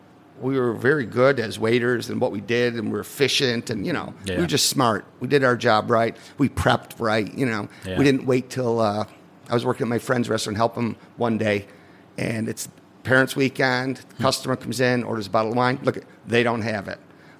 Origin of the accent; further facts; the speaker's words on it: Liverpool, New York, United States; I grew up in Liverpool